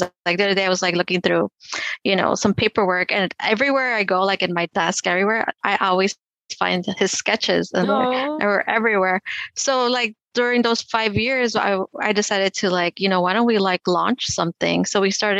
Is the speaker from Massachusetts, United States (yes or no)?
no; Chicago, Illinois, United States; I grew up here in Chicago